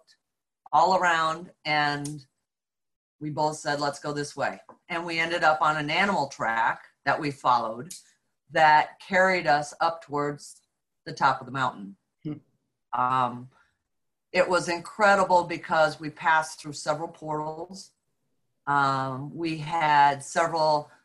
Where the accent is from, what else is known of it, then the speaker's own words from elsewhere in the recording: upstate New York, United States; we were fortunate to live on a 40-acre farm in upstate New York